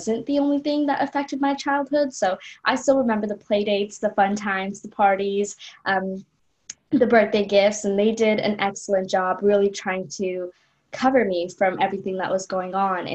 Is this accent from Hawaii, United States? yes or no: no; Los Angeles, California, United States; also born or lived in Colombo, Sri Lanka; I moved from Colombo to Los Angeles